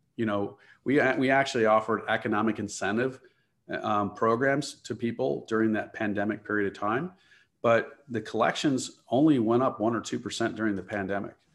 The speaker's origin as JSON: {"language": "English", "town": "Chicago", "region": "Illinois", "country": "United States", "tie": "born or raised there", "said": "I grew up in the Chicagoland area"}